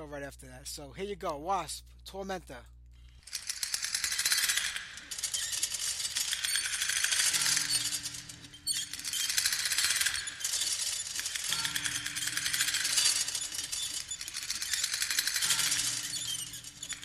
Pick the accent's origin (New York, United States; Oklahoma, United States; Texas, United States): New York, United States; New York City; I was born and raised in Brooklyn.